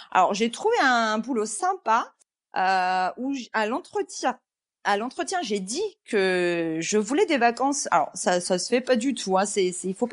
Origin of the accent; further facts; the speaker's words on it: Rennes, Brittany, France; on a vécu à Rennes en plus. Voilà, on a grandi à Rennes. Euh, Rennes en plus c'est une petite ville